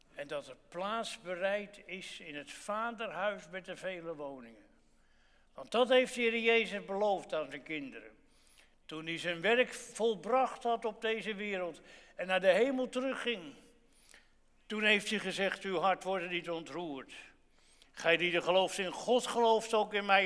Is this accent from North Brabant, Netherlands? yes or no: no; Gouda, South Holland, Netherlands; ik ben in Gouda geboren. En toen ik kind was, was de donderdags in Gouda altijd varkensmarkt